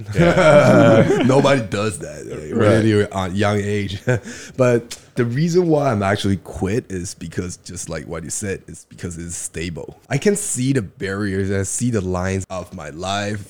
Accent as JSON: {"language": "English", "country": "Taiwan", "tie": "born or raised there", "also_born_or_lived": "New Jersey", "moved": "as an adult", "said": "I was born in Taiwan, and I went to stay in having my college in New Jersey. So I went to Rutgers, finished my college, moved back to Taiwan"}